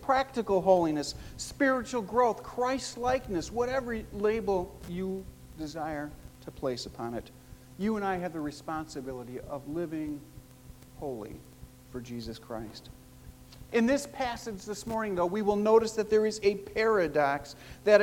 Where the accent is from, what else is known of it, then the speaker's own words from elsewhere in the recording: Chicago, Illinois, United States; I grew up in Chicago as one of four boys living in a blue-collar neighborhood